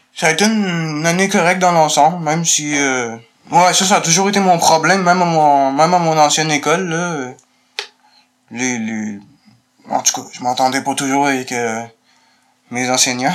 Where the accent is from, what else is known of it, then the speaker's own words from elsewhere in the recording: Montreal, Quebec, Canada; je suis né à Montréal